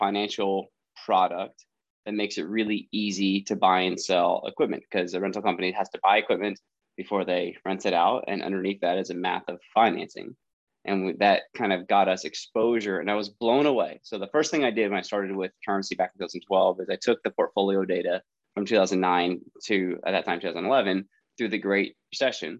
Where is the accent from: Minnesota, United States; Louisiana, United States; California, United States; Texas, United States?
California, United States; San Francisco Bay Area; I born and raised in the Bay Area, the San Francisco Bay Area, up in Northern California